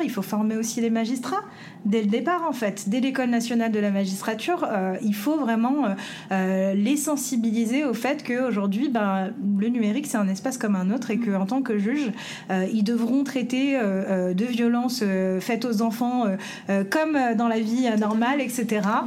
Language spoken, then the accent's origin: French; France; en tant que, pays français, en tant que Français, en tant que en tant qu'Européen